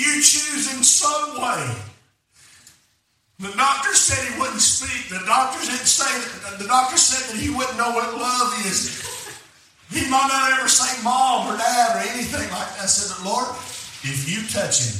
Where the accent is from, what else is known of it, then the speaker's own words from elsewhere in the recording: Alabama, United States; I'm from Alabama.